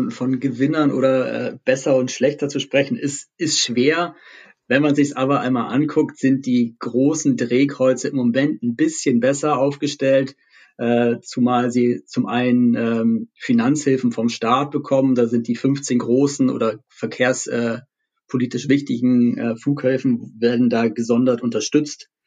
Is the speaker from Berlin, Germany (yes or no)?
yes; Berlin, Germany; als Berliner hoffen wir natürlich stark darauf